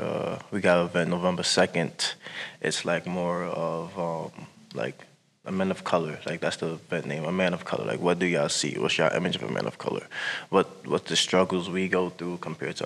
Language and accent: English; New York City, New York, United States; moved away as an adult; I'm from Brooklyn, New York